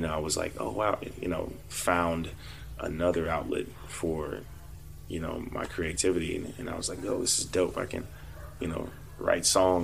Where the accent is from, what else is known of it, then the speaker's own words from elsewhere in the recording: Fort Worth, Texas, United States; moved away; we grew up together in Fort Worth